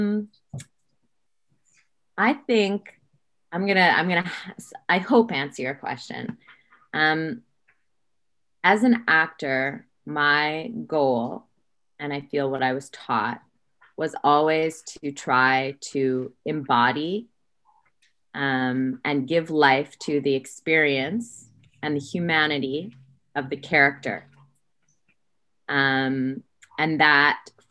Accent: Saskatoon, Saskatchewan, Canada; moved away as an adult; also born or lived in Toronto; I am from Saskatoon, and after high school, I moved to Toronto

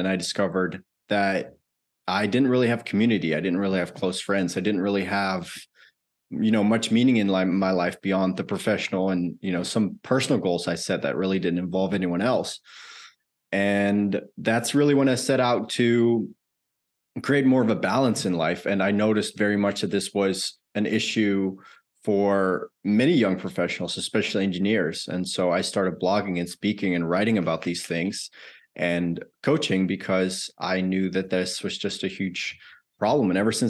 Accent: Netherlands; moved away as an adult; now in United States; I grew up in the Netherlands, actually. I lived there the first 20 or so of my life.

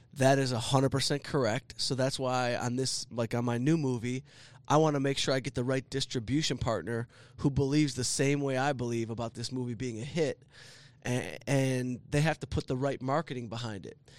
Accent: Southfield, Michigan, United States; I grew up in Southfield

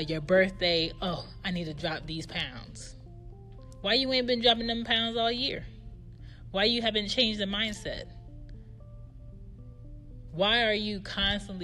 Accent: United States; I was born in America

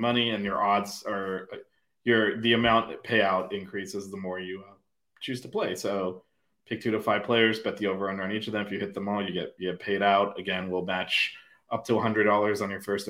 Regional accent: Miami, Florida, United States; I'm from Miami

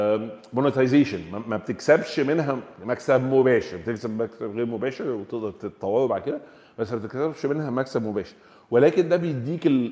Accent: Egypt; احنا عندنا في مصر

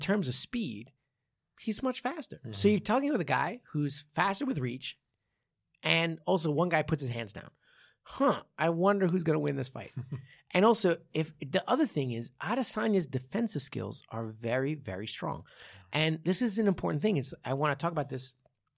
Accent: New York, United States; I didn't have a bagel till I was like 13. Right. I grew up in New York the whole time.

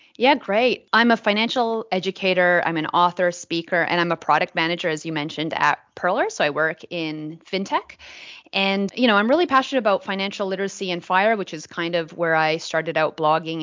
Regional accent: Vancouver, British Columbia, Canada; moved away as an adult; now in Australia; I'm originally from Vancouver. I'm a, a Canadian living in Australia now for almost 10 years.

